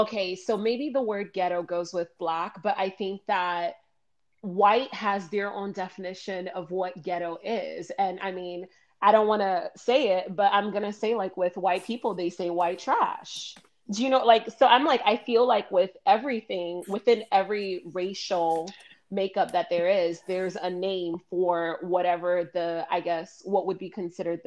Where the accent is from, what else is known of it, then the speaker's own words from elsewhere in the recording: Miami, Florida, United States; I grew up in Miami